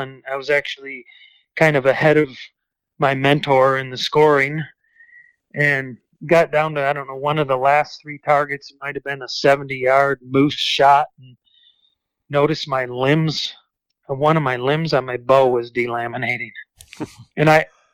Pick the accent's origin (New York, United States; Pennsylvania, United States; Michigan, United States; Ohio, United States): Michigan, United States; growing up in Michigan